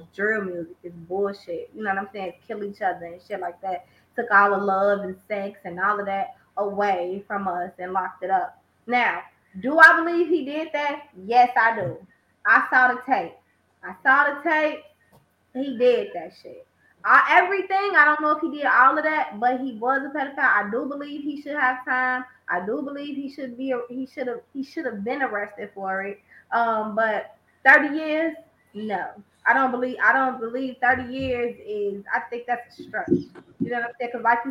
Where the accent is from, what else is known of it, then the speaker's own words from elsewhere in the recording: Chicago, Illinois, United States; I'm born and raised in Chicago. This is an R&B city.